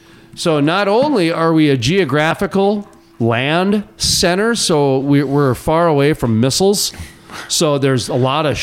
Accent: Fargo, North Dakota, United States; I grew up in North Fargo.

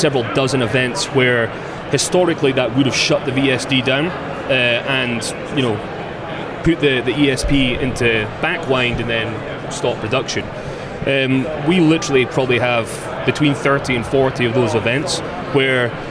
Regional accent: Scotland, United Kingdom; moved away; I'm from Scotland

